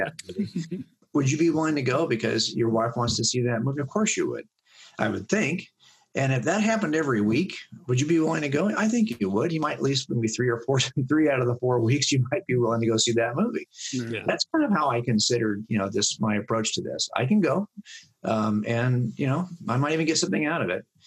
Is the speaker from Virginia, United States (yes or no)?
no; Los Angeles County, California, United States; growing up in Los Angeles County, I had no problem living a life outside the church